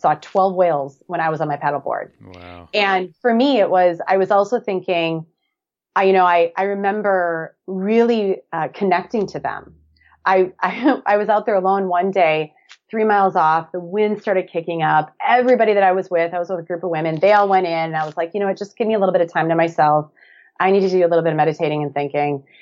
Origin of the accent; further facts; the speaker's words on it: Black Earth, Wisconsin, United States; moved away as an adult; now in Hermosa Beach, United States; I'm originally from a small town of about 1,100 people, little farming community called Black Earth, Wisconsin